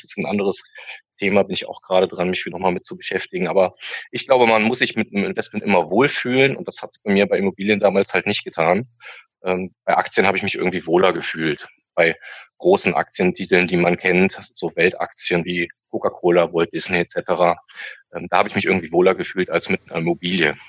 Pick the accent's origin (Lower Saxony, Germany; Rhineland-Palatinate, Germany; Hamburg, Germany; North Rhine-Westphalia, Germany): North Rhine-Westphalia, Germany; Hürth; komme aus äh, der Nähe von Köln, Hürth der Ort